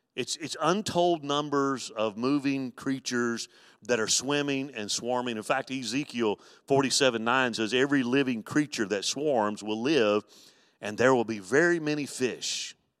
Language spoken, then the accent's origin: English; Mobile, Alabama, United States; growing up in Mobile, Alabama